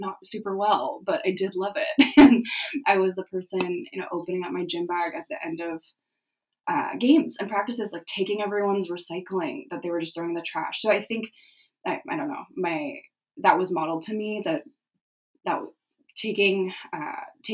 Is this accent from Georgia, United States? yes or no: no; San Diego, California, United States; I'm from San Diego, California